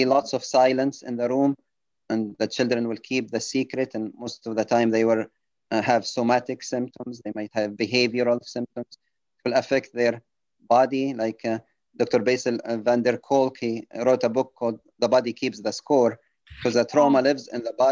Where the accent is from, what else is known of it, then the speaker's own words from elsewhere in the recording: Benghazi, Cyrenaica, Libya; moved away as an adult; also born or lived in United Kingdom; now in United States; I was working as an emergency room physician in Benghazi, Libya, my hometown.